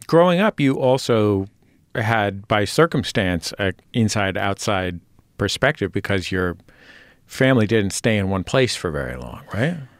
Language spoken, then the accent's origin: English; California, United States; growing up in California, uh, to be Latino meant, uh, you know, for people in my neighborhood